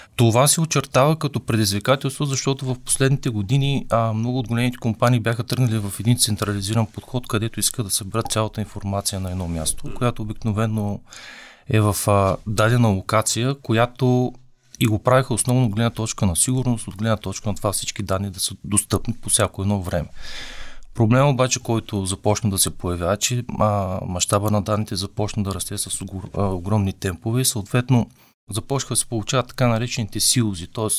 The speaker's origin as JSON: {"language": "Bulgarian", "country": "Bulgaria", "said": "аз съм българин"}